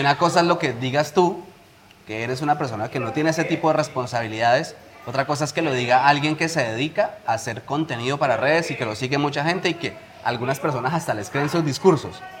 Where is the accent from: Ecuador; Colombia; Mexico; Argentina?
Colombia; now in Spain; volveré y empezaré en mi país